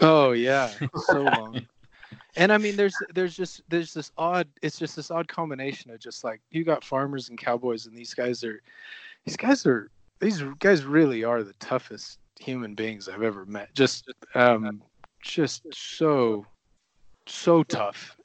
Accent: Oregon, United States; moved away as an adult; also born or lived in Rio de Janeiro, Brazil; now in Flagstaff, United States; a hungry, motivated, um, kind of blue collar athlete growing up in Oregon

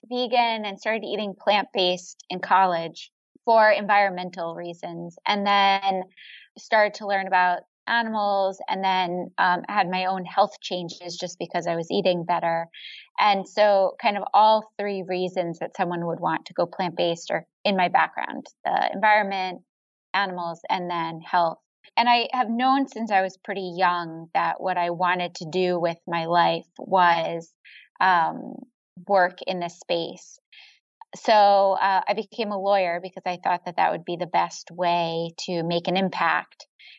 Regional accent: New York, United States; born there; now in Cambridge, United States; So I was born in New York, about an hour outside of New York City. And I have a winding nomadic history before landing in Boston, which is where I live today.

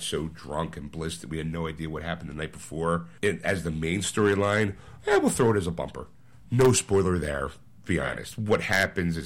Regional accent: United States; I'm American

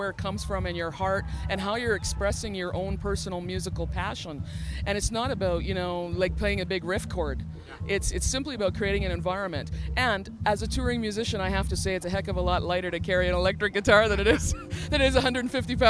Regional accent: Saskatchewan, Canada; now in Alberta, Canada; I'm from Saskatchewan, actually, originally, but I live in Alberta.

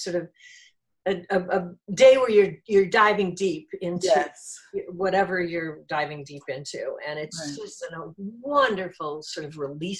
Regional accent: Midwest, United States; I grew up in the Midwest in an alcoholic household.

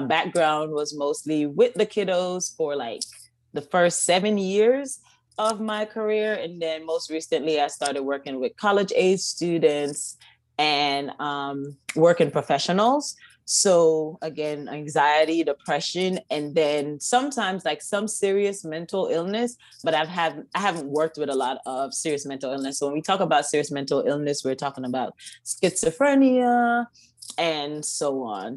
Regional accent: Kingston, Jamaica; now in United States; born and raised in Kingston, Jamaica

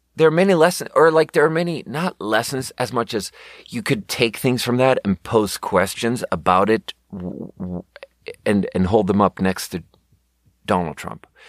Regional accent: Sweden; moved away as an adult; now in United States; I'm from Sweden

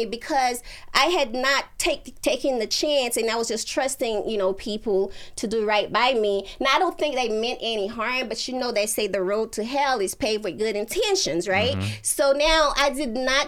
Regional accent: Haiti; moved away; We're from Haiti, you know what I mean? And my parents, like, they came here before I did. They left me and my sister, you know, behind with my aunt

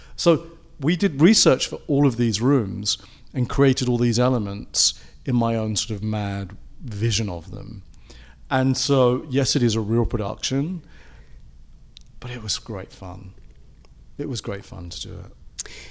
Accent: England, United Kingdom; moved away; being British and having come from a country where they had a lot of, lot of sort of empire at one point and there was all those influences that came into England

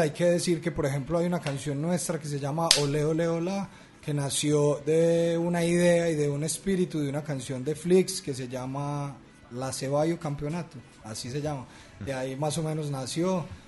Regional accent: Medellín, Antioquia, Colombia; los paisas somos nosotros, los de Medellín

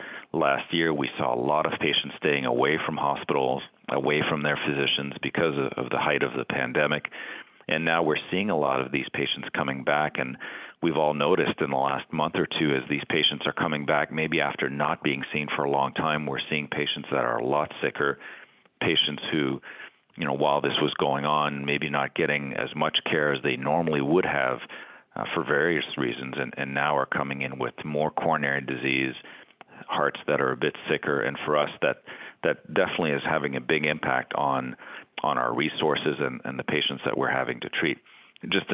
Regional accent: Canada; moved away as an adult; also born or lived in Boston, United States / Stanford, United States / New Brunswick, Canada; now in Cleveland, United States; I'm Canadian and now living in the United States

